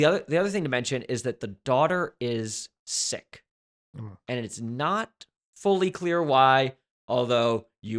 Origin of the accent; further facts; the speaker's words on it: East Coast, United States; I'm from the East Coast